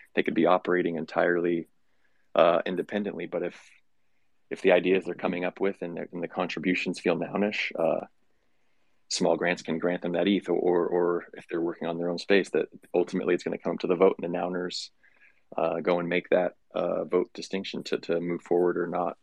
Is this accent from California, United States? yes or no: yes; California, United States; moved away; I grew up in California. I'm not there now